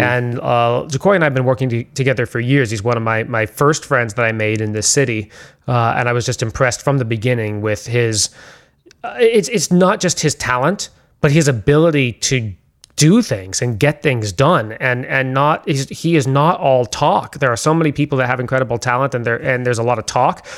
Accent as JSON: {"language": "English", "town": "San Francisco", "region": "California", "country": "United States", "tie": "born or raised there", "said": "I grew up in San Francisco"}